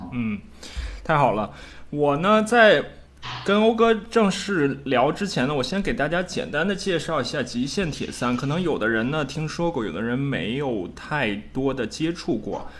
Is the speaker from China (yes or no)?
yes; China; 我们中国人